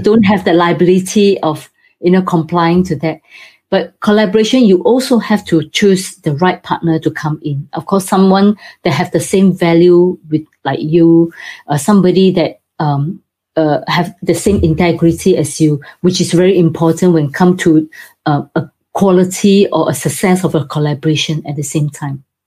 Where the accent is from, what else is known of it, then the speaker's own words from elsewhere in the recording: Singapore; now in United Kingdom; Originally, I'm from Singapore, but now I have moved to UK.